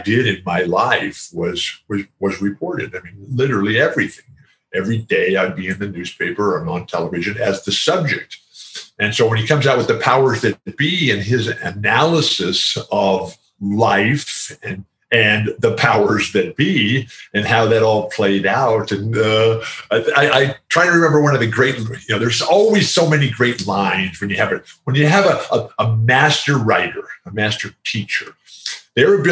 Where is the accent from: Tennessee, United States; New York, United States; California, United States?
California, United States; San Diego; our house now in San Diego, which is my hometown